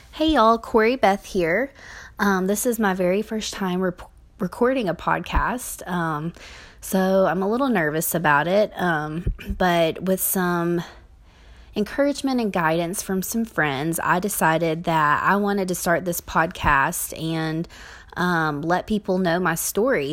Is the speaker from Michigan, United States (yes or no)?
no; Kentucky, United States; I grew up in the Bible Belt of Kentucky